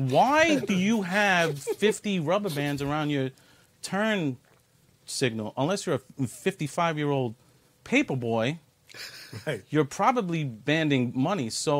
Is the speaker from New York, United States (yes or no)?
yes; New York City, New York, United States; I was born and bred in New York City, and I was raised in Brooklyn, New York, not too far from here, in the 7-5 precinct in the East New York, Cypress Hills area